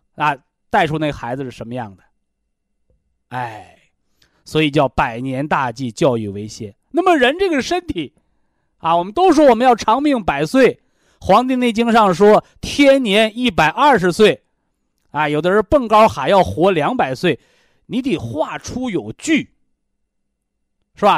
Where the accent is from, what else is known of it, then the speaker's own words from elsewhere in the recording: China; 我们中国人